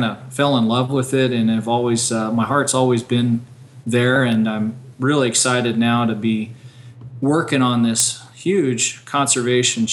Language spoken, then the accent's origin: English; Nevada, United States; moved away as an adult; also born or lived in Utah; now in Oregon, United States; I was born in Nevada, grew up there, and spent most of my life working in the sagebrush ecosystem from Utah to where I'm at now in Oregon